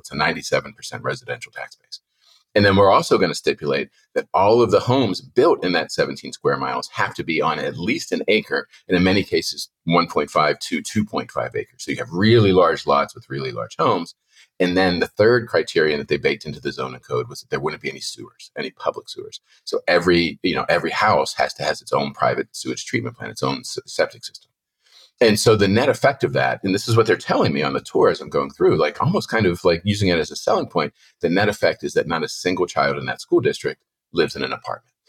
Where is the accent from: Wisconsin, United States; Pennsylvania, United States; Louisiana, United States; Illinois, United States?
Pennsylvania, United States; Penn Hills; I grew up in Penn Hills in the seventies, eighties, early nineties